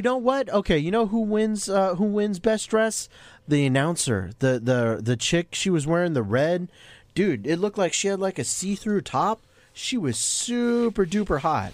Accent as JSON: {"language": "English", "town": "Jacksonville", "country": "United States", "tie": "born or raised there", "said": "my hometown of Jacksonville"}